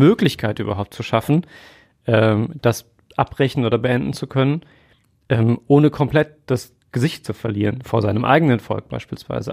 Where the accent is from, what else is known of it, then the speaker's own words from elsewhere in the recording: Germany; wir als Deutsche